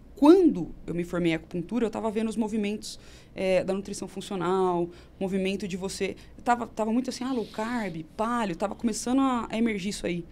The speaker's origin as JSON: {"language": "Portuguese", "town": "Campinas", "region": "São Paulo", "country": "Brazil", "said": "Sou de Campinas"}